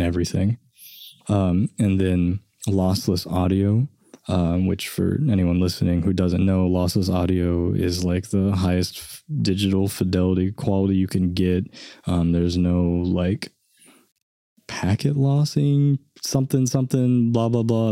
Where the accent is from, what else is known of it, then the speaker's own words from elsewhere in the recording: Enid, Oklahoma, United States; I grew up in Enid